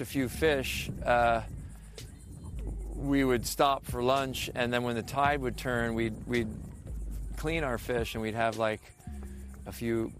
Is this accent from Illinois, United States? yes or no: no; Key Biscayne, Florida, United States; I grew up on Key Biscayne, which is connected by a bridge to Miami